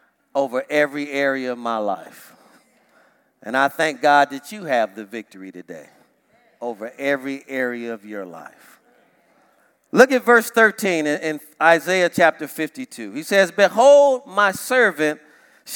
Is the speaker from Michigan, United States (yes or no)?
yes; Detroit, Michigan, United States; I grew up in Detroit, Michigan